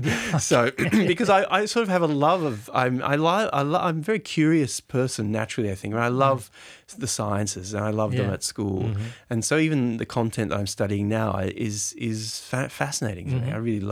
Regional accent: Hobart, Tasmania, Australia; also born or lived in Brisbane; I think my earliest memory would probably have to be in high school in Brisbane. I grew up in Hobart, actually.

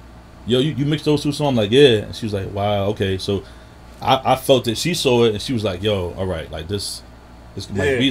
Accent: New York City, New York, United States; growing up in Southside, I definitely got close friends and people that's in the area

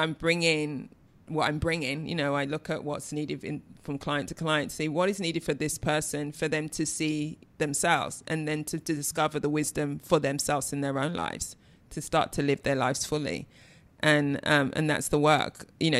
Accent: London, United Kingdom; I'm from East London

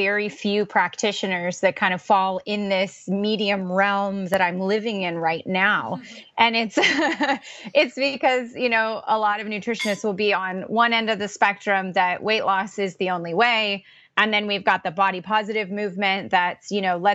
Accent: Orange County, California, United States; now in Pacific Northwest, United States; I grew up in Orange County, California

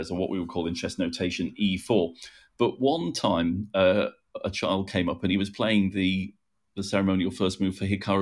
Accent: Liverpool, North West England, United Kingdom; I'm from Liverpool

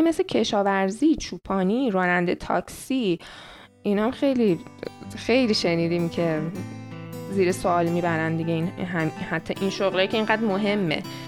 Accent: Iran; moved away; من ایرانی هستم

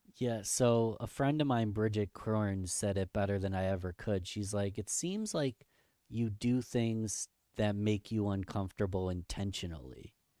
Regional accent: Rochester, New York, United States; Rochester, New York, my hometown, Rochester, New York

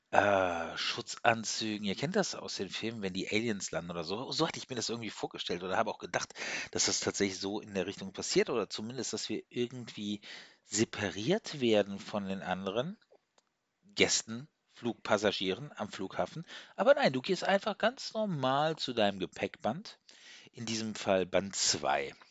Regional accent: Zug, Switzerland; Habe ich gesagt, ja, ich komme aus der Schweiz, aus Zug.

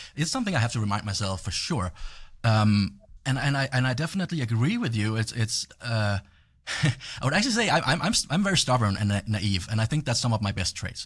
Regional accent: Denmark; moved away; I'm from Europe

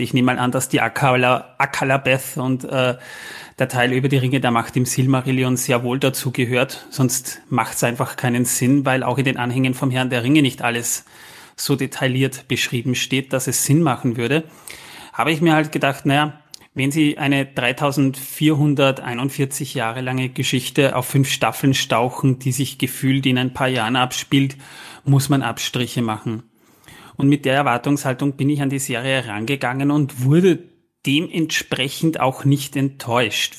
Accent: Austria; als Österreicher, ich sag mal, amused sozusagen, weil bei uns in, in Fall in Wien

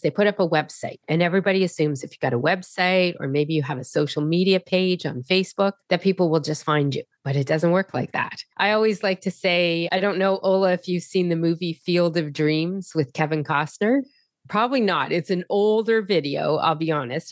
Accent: Halifax, Nova Scotia, Canada; I am from Halifax, Nova Scotia in Canada.

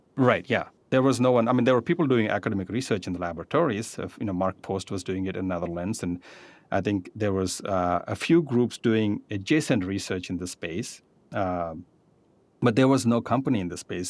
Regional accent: India; moved away; I grew up in India

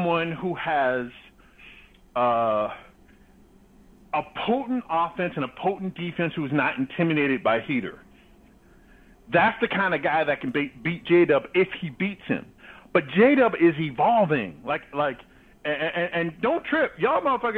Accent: California, United States; I'm from California.

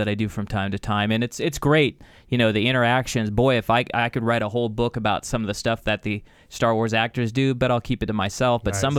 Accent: Sherman Oaks, California, United States; I grew up here, in Sherman Oaks, yeah. And I grew up in the Valley, so I was a native of Southern California.

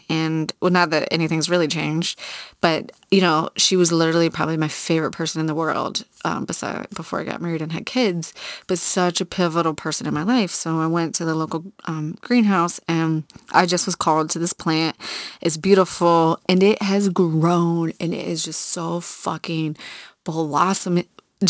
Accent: Virginia Beach, Virginia, United States; I grew up in Virginia Beach on the water.

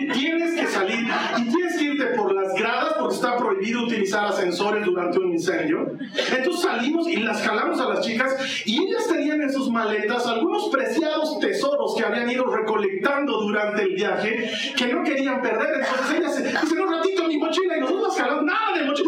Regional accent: Bolivia; aquí en mi país, en Bolivia

